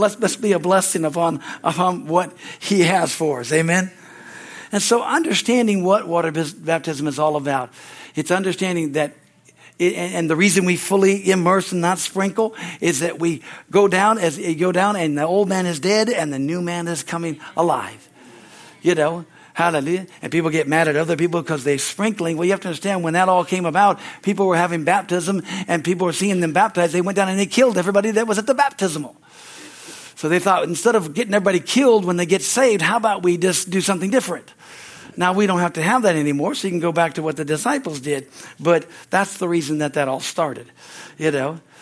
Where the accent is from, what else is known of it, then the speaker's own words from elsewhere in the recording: California, United States; moved away as an adult; also born or lived in Pittsburgh, Pennsylvania; I grew up here in California